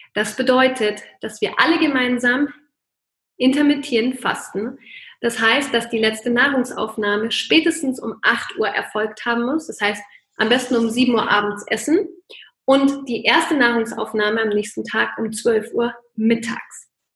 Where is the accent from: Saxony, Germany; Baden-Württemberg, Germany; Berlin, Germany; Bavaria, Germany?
Bavaria, Germany; bei uns in Bayern